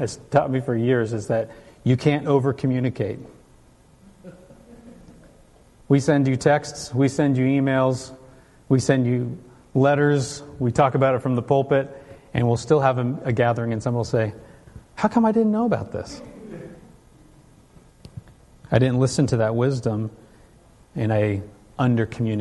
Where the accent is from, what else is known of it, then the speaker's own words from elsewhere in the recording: California, United States; Where I grew up in California, Kim would come through our church